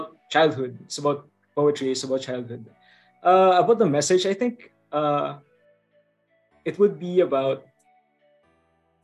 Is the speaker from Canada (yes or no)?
no; Bicol Region, Philippines; I come from the Philippines, specifically from the Bicol region here.